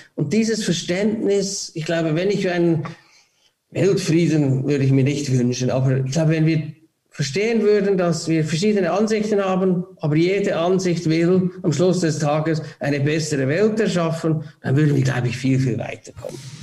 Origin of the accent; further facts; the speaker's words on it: Switzerland; wir als Schweiz